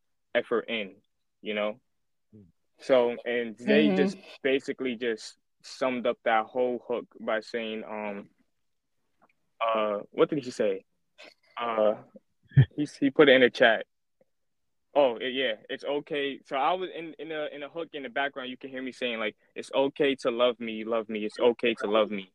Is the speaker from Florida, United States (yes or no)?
no; New York City, New York, United States; also born or lived in Staten Island, New York; Shout out to Flatbush. Yeah, man. That's where I grew up there my whole life. That's all I know. I now live in Staten Island.